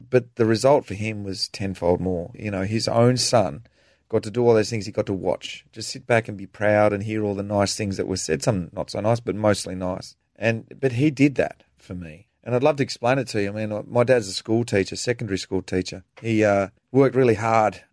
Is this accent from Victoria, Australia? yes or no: no; Tasmania, Australia; growing up in Tasmania